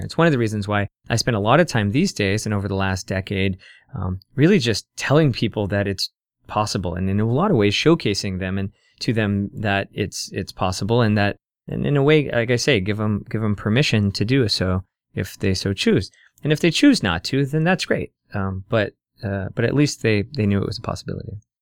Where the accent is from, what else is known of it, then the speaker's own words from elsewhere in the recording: Council Bluffs, Iowa, United States; now in Omaha, United States; I grew up in Iowa, uh, mostly, uh, in Council Bluffs.